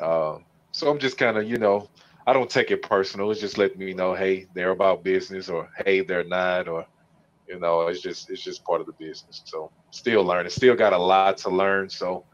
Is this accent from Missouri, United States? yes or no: yes; St. Louis, Missouri, United States; born and raised in St. Louis